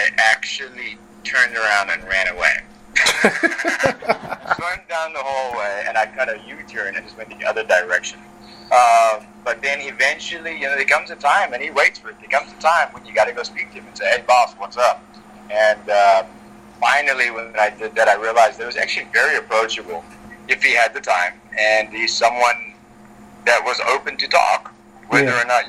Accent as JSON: {"language": "English", "country": "South Africa", "tie": "born or raised there", "moved": "yes", "said": "I grew up in South Africa"}